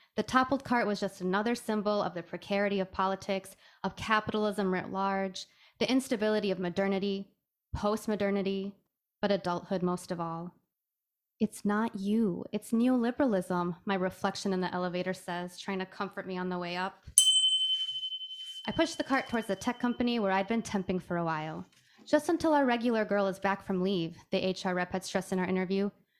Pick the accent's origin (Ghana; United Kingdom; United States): United States; Michigan; also born or lived in Iran; My hometown in Michigan, the many in Iran, or maybe the most recent one I'd found in...